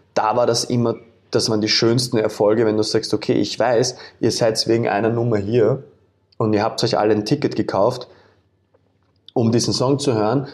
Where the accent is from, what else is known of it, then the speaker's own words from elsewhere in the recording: Vienna, Austria; in einer Wohnung aufgewachsen bin in Wien